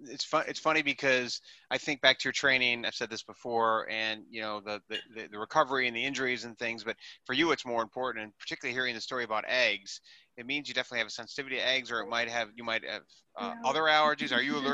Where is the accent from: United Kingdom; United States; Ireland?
United States; Wisconsin; now in New York City, United States; I was from Wisconsin to New York City